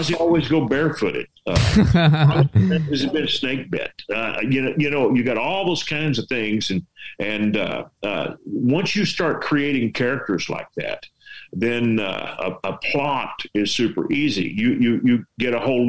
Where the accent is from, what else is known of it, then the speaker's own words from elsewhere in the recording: West Texas, United States; accent: Texas; I'm from West Texas, and I do not have – I have a Texas accent